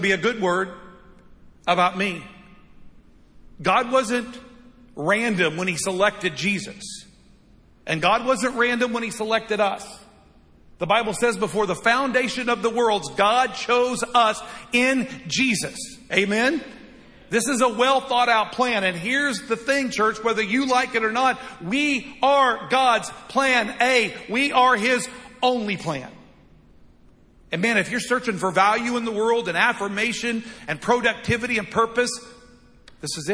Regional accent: United States; I love being an American. I'll always love being an American

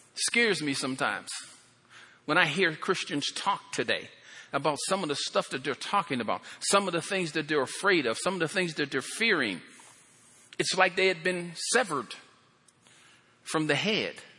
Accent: Pennsylvania, United States; moved away; I come from Pennsylvania

